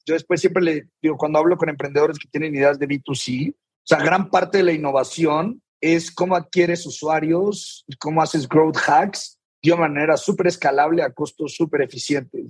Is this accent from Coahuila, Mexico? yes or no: yes; Saltillo, Coahuila, Mexico; yo soy de Saltillo, Coahuila, digo, tuve una infancia normal